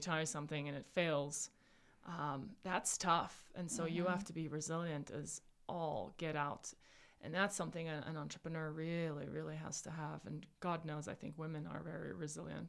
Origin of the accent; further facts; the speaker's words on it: South Africa; moved away; I was born and raised in South Africa